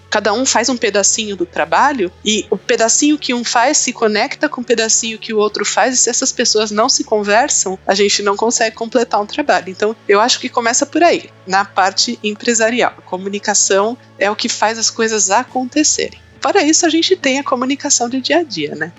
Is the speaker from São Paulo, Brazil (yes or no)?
yes; São Paulo, Brazil; eu sou aqui de São Paulo